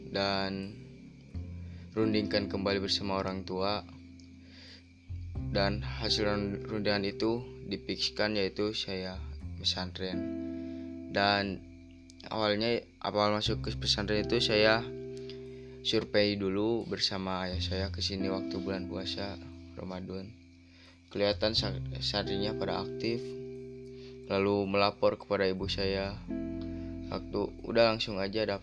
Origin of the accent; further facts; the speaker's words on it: Banjarsari, Indonesia; Saya santri di sini sudah hampir tiga tahunan lah ada terus saya itu asal dari Banjarsari